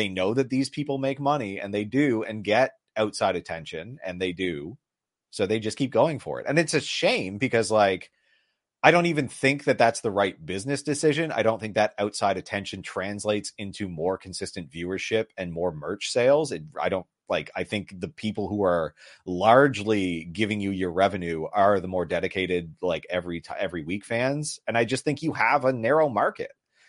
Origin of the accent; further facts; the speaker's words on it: Canada; we're Canadian.